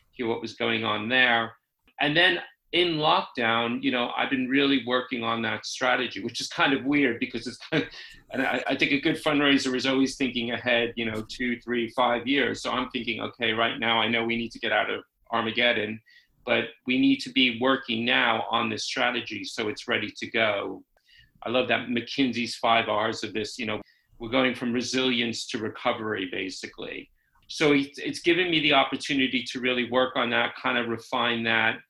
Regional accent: New York City, New York, United States; moved away as an adult; also born or lived in San Francisco / London; now in United Kingdom; I actually grew up in New York City

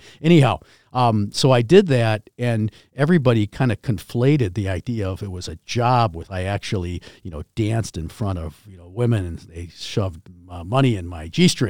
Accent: China; I mean, I came from China.

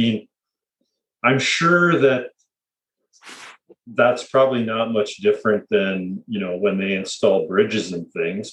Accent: Leamington, Ontario, Canada; my hometown, Leamington, Ontario

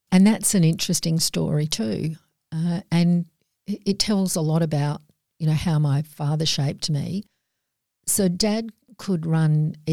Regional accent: Alfred Cove, Western Australia, Australia; Alfred Cove. Alfred

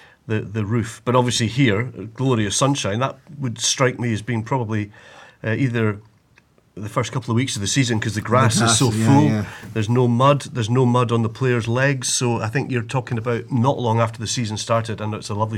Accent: Inverness, Scotland, United Kingdom; when I grew up in the Highlands of Scotland

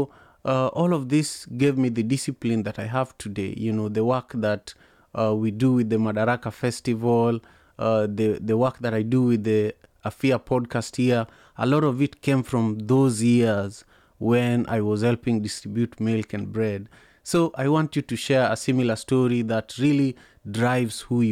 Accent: Kisumu, Kisumu County, Kenya; I grew up in Manyata, which is a slum in Kisumu, Kenya

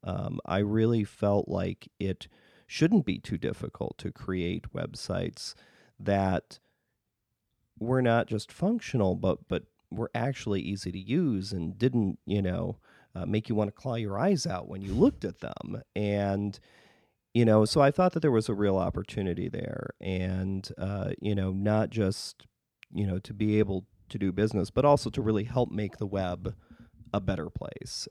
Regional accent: northern Wisconsin, United States; now in Chicago, United States; I grew up in northern Wisconsin.

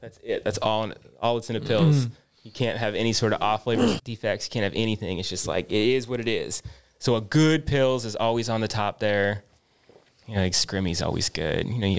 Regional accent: Bend, Oregon, United States; I grew up in Bend, so every time I go back up to Bend, it's like, it's a beer town for sure

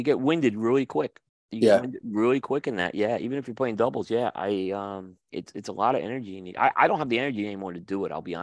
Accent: New York, United States; growing up in New York

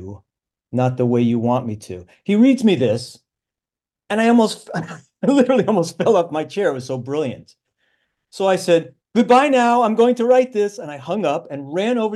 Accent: New York, United States; moved away as an adult; we're both from New York

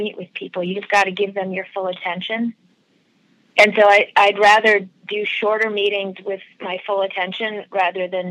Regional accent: Rochester, New York, United States; moved away as an adult; also born or lived in Boston; I grew up in Rochester, New York, and all through high school and all through college, I worked at a department store in Rochester

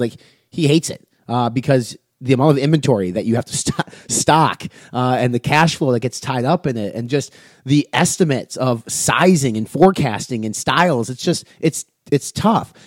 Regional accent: Wisconsin, United States; my entire family were Packer fans because I grew up in Wisconsin

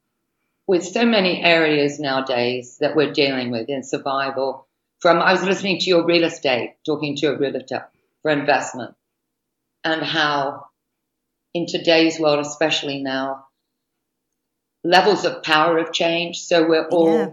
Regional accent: United Kingdom; now in United States; being a Brit

